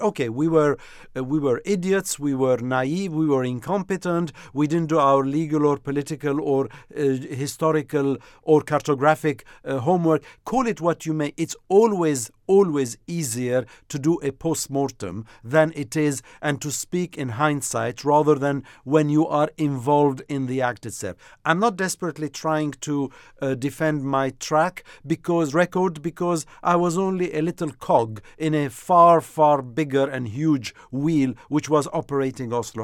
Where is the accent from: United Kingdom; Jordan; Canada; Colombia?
Jordan; I'm from Jordan.